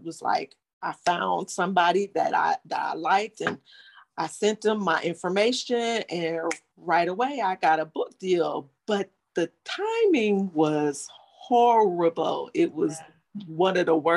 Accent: Cleveland, Ohio, United States; moved away as an adult; now in Atlanta, United States; I'm originally from Cleveland, Ohio, but I live in Atlanta

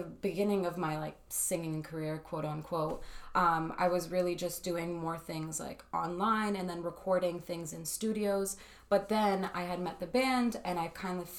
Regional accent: Windsor, Ontario, Canada; I'm a musician from Windsor, Ontario. I was born and raised here

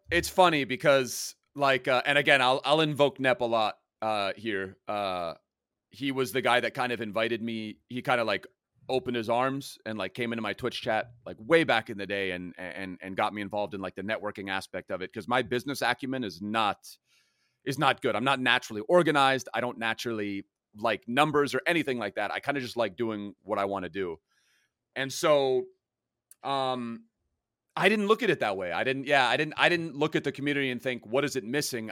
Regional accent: Germany; now in Los Angeles, United States; I grew up in Germany

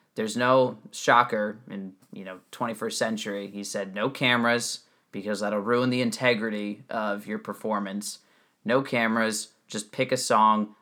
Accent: New Jersey, United States; I grew up in New Jersey, where nobody went to public schools

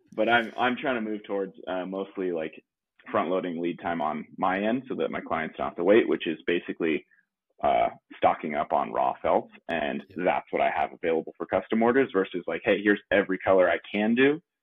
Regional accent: La Mesa, California, United States; also born or lived in Leucadia, California; I am originally from San Diego. Uh, little little part. San Diego's pretty big, so East County, San Diego, La Mesa

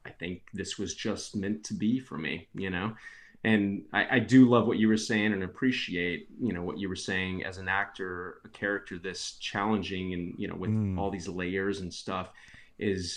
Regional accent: Texas, United States; I was born and raised in Texas

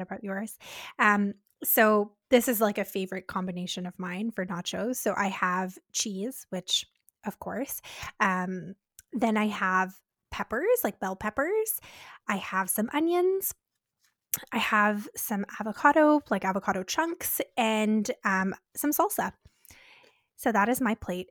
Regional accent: Canada; We're Canadian dietitians

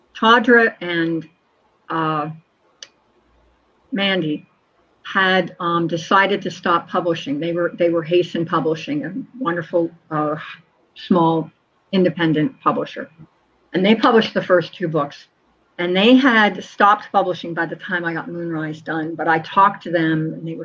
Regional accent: Collingswood, New Jersey, United States; my hometown where I grew up

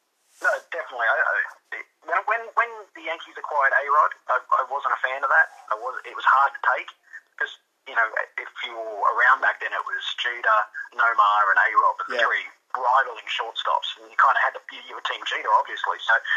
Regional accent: New South Wales, Australia; I'm from New South Wales, where rugby league is the sport, and Queensland as well.

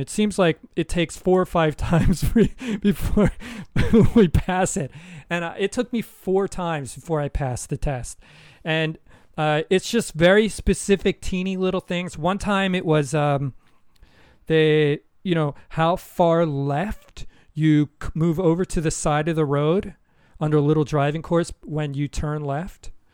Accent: United States; moved away; as an American

